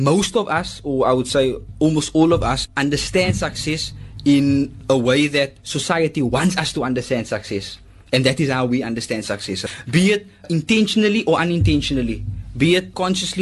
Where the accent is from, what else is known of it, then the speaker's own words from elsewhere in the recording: Cape Town, Western Cape, South Africa; also born or lived in Pretoria; Originally from Cape Town, but studied in Pretoria